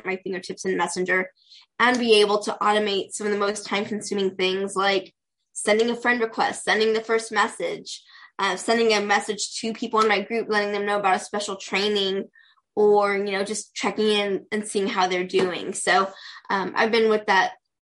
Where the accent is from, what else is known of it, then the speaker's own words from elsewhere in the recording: Pasadena, California, United States; I'm from Pasadena, California. Born and raised Southern California girl, so I love where I'm